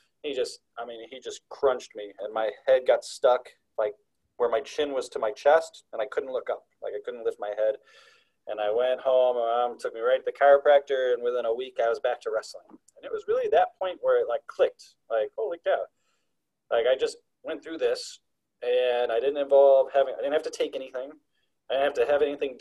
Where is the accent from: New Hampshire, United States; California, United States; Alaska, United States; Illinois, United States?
Illinois, United States; Chicago; moved away; I grew up in the Chicagoland area